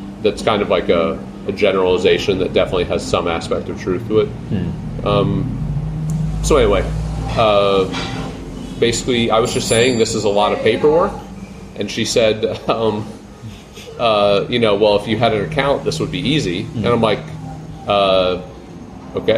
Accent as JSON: {"language": "English", "country": "United States", "said": "as an American"}